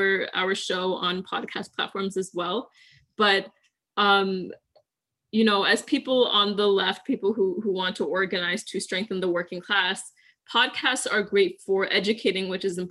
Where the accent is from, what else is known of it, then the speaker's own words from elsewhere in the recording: Syracuse, New York, United States; moved away as an adult; now in Washington, DC, United States; I was born and raised in Syracuse, New York